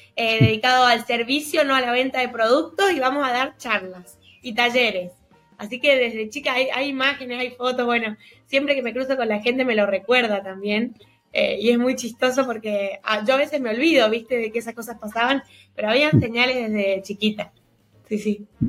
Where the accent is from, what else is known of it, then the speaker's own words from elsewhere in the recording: Mendoza, Argentina; yo soy de Mendoza, no soy de Buenos Aires, y acá te estila mucho romper con los esquemas